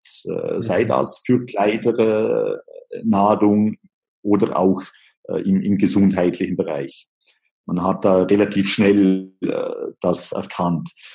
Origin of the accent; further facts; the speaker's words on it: Liechtenstein; aufgewachsen äh, bin ich in äh, Liechtenstein